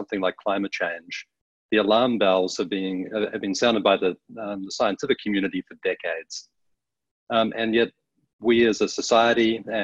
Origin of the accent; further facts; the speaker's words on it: New Zealand; moved away as an adult; now in Washington, D.C., United States; I grew up in New Zealand, found my way to the States later in life